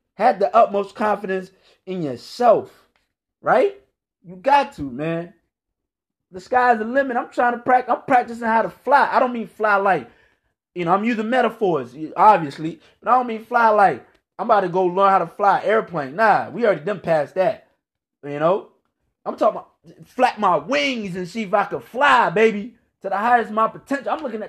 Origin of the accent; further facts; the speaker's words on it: Virginia, United States; now in North Carolina, United States; But I grew up in the Washington, D.C. area, Northern Virginia to be exact. Right now, I live in North Carolina.